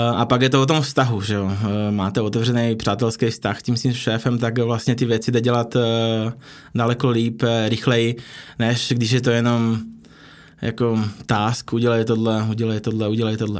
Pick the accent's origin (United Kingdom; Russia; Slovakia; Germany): Slovakia; Czech is a second language; moved away as an adult; also born or lived in Prague / India / Philippines; now in Czech Republic; Já jsem původem ze Slovenska